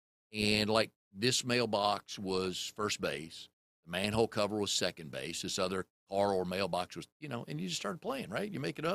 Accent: Fairfax, Virginia, United States; So it was a lot of fun growing up in Fairfax.

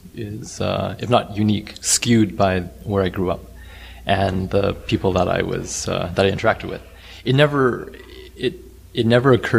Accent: Vancouver, British Columbia, Canada; growing up in Vancouver, where there are a lot of visible minorities in the mix

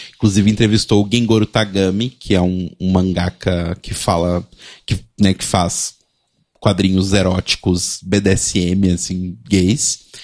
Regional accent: Belo Horizonte, Minas Gerais, Brazil; em BH, por exemplo, minha cidade natal

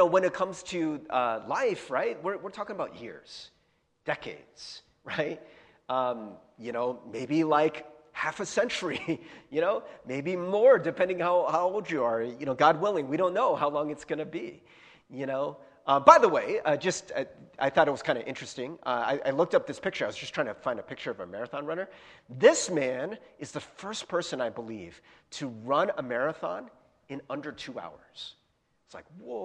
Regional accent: United States; I was born in America in 77

